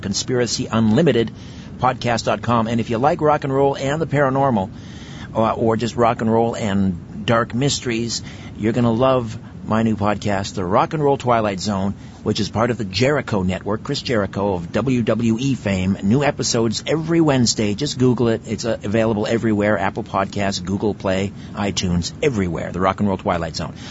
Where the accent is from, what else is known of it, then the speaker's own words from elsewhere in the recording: Brantford, Ontario, Canada; my hometown in Brantford